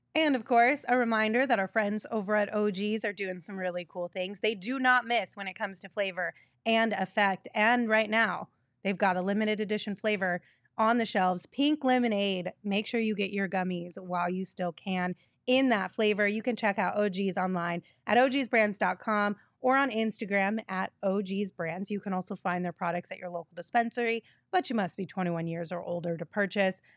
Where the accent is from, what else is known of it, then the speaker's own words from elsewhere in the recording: Sierra Vista, Arizona, United States; moved away; also born or lived in California / Texas; when I first moved away from Sierra Vista, I moved to California and everyone was like, "Where are you from? I feel like you have an accent."